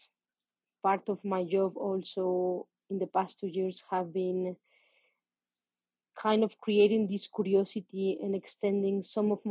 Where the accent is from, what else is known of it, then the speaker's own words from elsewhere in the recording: Mexico City, Mexico; English is a second language; also born or lived in Playa del Carmen; I am Mexican. I was born in Mexico City. I have been living here most part of my life, except for 2 years that I live in Playa del Carmen